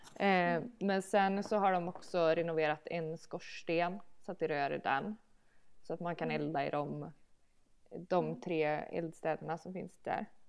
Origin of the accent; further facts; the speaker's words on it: Malbacken, Värmland, Sweden; also born or lived in Sunne; now in Malbacken, Sweden; jag skulle aldrig bo i Malbacken eftersom jag kommer ifrån Malbacken